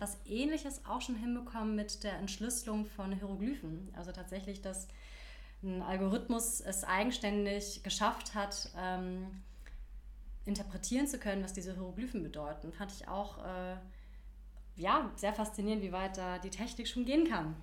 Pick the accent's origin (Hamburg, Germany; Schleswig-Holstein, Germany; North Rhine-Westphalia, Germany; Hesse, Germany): Hamburg, Germany; now in Berlin, Germany; ich komme ja ursprünglich aus Hamburg